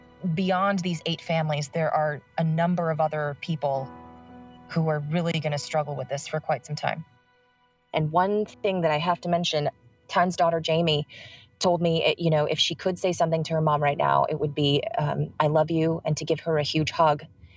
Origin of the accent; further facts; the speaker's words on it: California, United States; I was born and raised in the San Francisco Bay Area, and my parents came to the United States in the 70s.